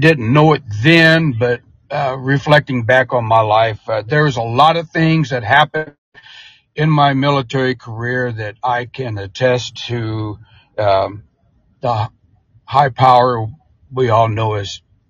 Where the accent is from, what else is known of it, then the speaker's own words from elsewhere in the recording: Muskogee, Oklahoma, United States; also born or lived in Vian, Oklahoma; I was born and raised in Muskogee, did all my schooling, went to Muskogee High School. I graduated in June of 74.